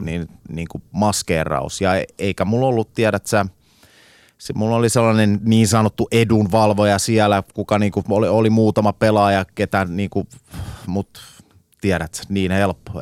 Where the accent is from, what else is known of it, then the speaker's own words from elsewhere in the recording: Finland; moved away; also born or lived in England; mä muutin takas Suomeen